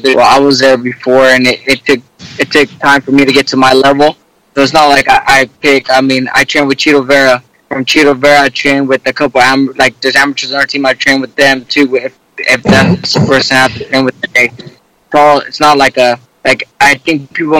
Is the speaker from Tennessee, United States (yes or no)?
no; Lemoore, California, United States; moved away as an adult; now in Southern California, United States; I'm originally from Lemoore